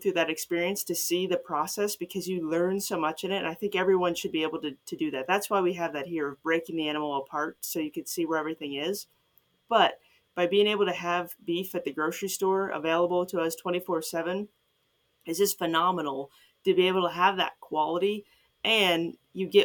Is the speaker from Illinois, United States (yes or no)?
yes; Chicago suburbs, Illinois, United States; moved away as an adult; now in Ohio, United States; I'm from Chicago suburbs